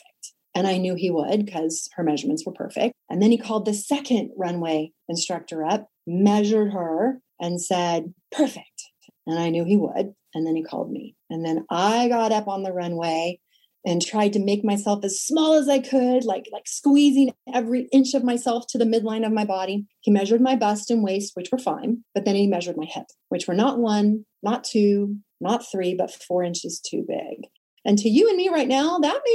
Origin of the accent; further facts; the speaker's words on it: Sacramento, California, United States; I was modeling and acting by day in my hometown of Sacramento